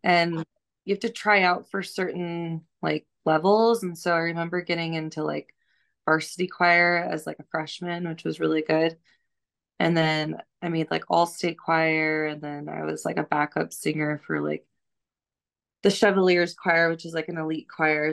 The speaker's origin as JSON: {"language": "English", "town": "Missoula", "region": "Montana", "country": "United States", "tie": "born or raised there", "also_born_or_lived": "Seattle, Washington", "moved": "yes", "said": "I grew up in Missoula, Montana, and just a really quiet, very low key place"}